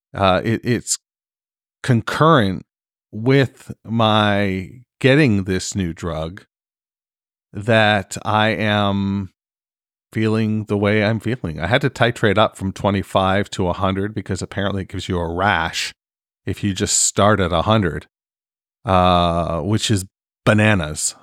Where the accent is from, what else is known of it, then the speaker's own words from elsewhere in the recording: Canada; I'm fucking Canadian